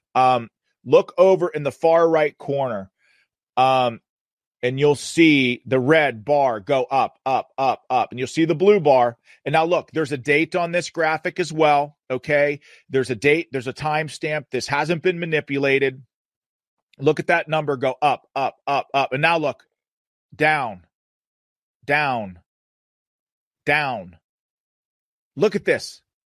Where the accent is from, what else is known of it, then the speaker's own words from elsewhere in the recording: Pennsylvania, United States; in Pennsylvania, in my home state, the Commonwealth of Pennsylvania